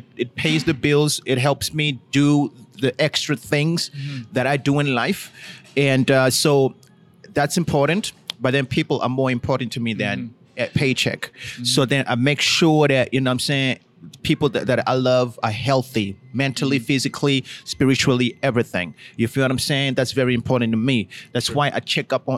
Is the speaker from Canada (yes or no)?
yes; Toronto, Ontario, Canada; my hometown in Toronto